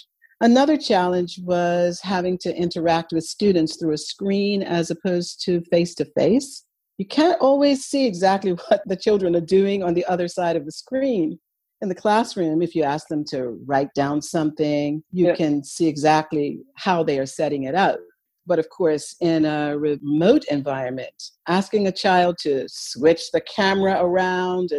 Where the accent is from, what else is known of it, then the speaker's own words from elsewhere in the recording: Bermuda; I am from Bermuda and I am a primary math coordinator and learning support teacher at Warwick Academy in Bermuda